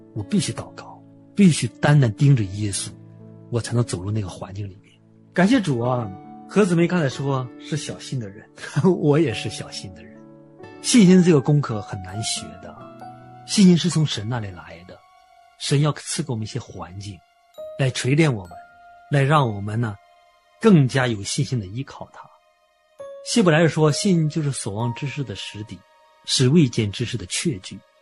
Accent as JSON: {"language": "Chinese", "area": "an island near Dalian", "region": "Liaoning", "country": "China", "tie": "born or raised there", "said": "我小时候是在海岛生活，坐船是我的家常便饭"}